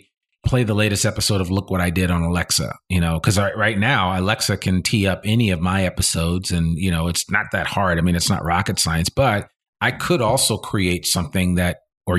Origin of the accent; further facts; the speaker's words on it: Teaneck, New Jersey, United States; I grew up in New Jersey and shout out to Teaneck